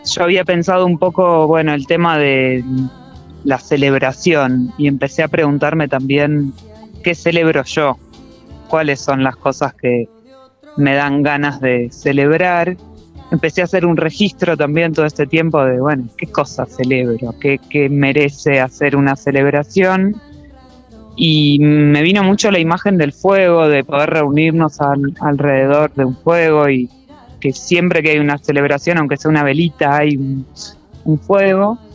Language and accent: Spanish; Bariloche, Río Negro, Argentina; Vengo de Bariloche.